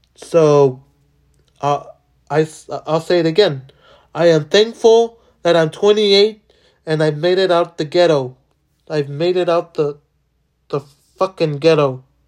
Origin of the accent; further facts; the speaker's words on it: Los Angeles, California, United States; I was born in downtown. I was born in Boyle Heights